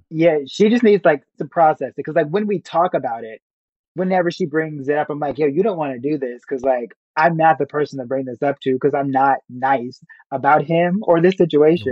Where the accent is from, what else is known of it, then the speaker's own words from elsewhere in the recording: Chicago, Illinois, United States; growing up in Chicago, going to high school